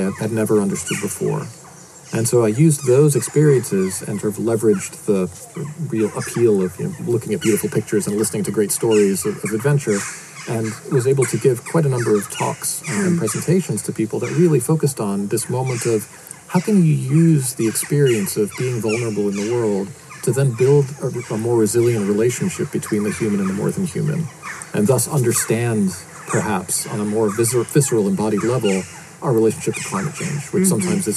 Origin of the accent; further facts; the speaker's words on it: outside of Boston, Massachusetts, United States; moved away; I was born outside of Boston in Massachusetts in the States.